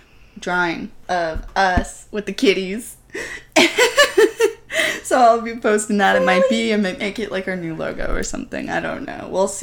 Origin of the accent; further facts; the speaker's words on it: Canada; I don't even want to be from Canada half the time.